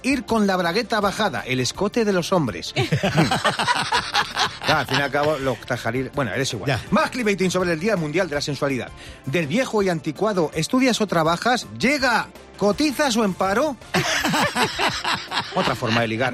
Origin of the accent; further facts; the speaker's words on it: Xixona, Valencian Community, Spain; soy de Gijona.